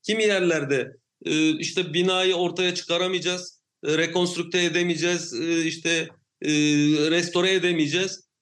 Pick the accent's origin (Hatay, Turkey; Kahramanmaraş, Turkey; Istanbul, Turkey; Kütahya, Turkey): Hatay, Turkey; Samandağ; Samandağ benim memleketim